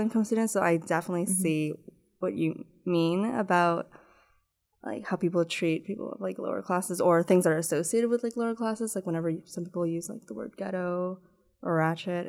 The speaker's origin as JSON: {"language": "English", "town": "Toronto", "region": "Ontario", "country": "Canada", "tie": "born or raised there", "said": "I was like always in like the GTA, and a lot of the people in my school didn't speak my language"}